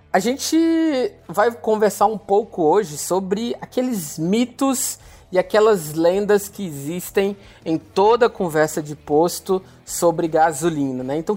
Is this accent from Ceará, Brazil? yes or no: yes; Fortaleza, Ceará, Brazil; eu falei que recentemente eu fiz uma viagem e sou de Fortaleza, né?